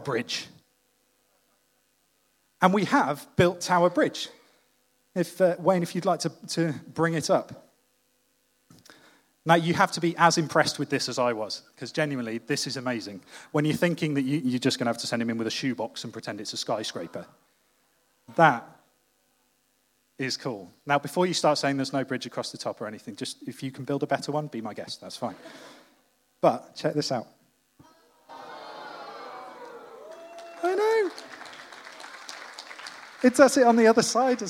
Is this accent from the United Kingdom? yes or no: yes; Wales, United Kingdom; as a Welshman